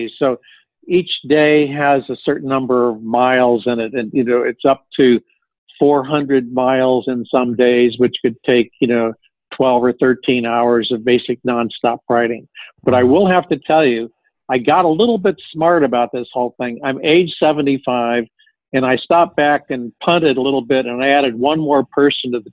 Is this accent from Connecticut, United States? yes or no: yes; Connecticut, United States; I come from Connecticut.